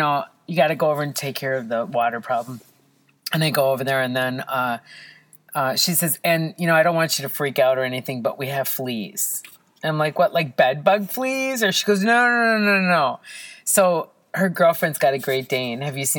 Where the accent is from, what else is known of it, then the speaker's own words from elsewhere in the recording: Israel; born there; Well, I was born in Israel. Can you believe it?